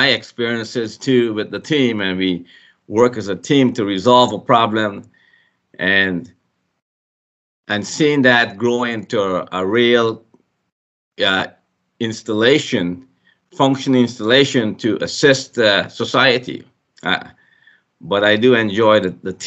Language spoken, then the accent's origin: English; Guyana; Growing up in Guyana, there was a lot of poor folk